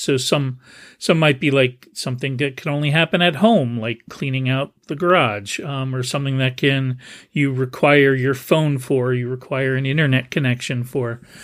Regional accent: New Jersey, United States; now in San Jose, United States; where I grew up in New Jersey

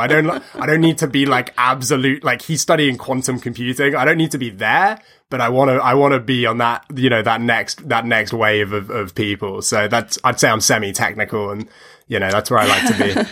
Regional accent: United Kingdom; also born or lived in United States; now in London, United Kingdom; I spend a lot of time in my hometown of, of East Lee

